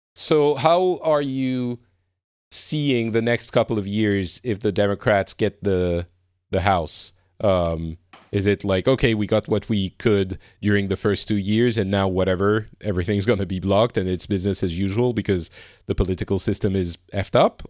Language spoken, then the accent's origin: English; France; I'm from France and from, you know, Europe